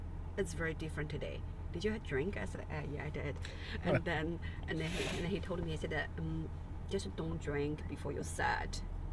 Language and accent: English; San Gabriel Valley, near Pasadena, California, United States; I sort of like grew up in that area, like east.